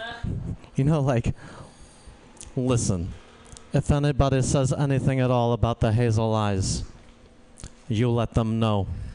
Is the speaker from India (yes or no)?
yes; India; I'm Indian, but I don't look like the rest of my family.